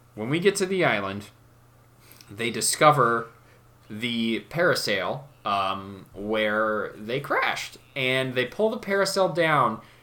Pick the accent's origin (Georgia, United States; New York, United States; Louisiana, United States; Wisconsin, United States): Wisconsin, United States; Genoa; We're from Genoa, Wisconsin.